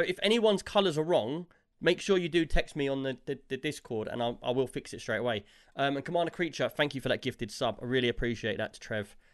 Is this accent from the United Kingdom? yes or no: yes; England, United Kingdom